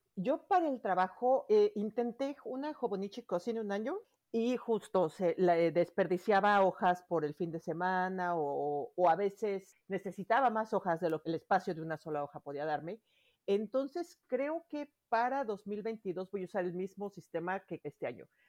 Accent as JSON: {"language": "Spanish", "region": "Mexico City", "country": "Mexico", "moved": "yes", "lives_now": "Miami, United States", "said": "Yo soy de la Ciudad de México, vivo ahora en, en Miami"}